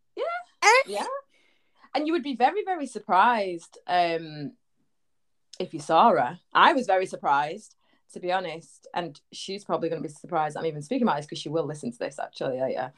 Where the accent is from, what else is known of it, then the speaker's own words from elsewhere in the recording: Manchester, North West England, United Kingdom; accent: Manny; I'm from Manchester, so Oi! northwest.